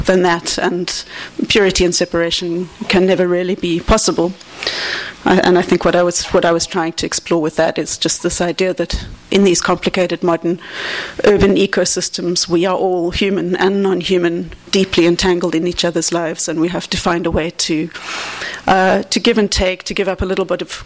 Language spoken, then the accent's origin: English; Cape Town, Western Cape, South Africa; Cape Town, which is my hometown in South Africa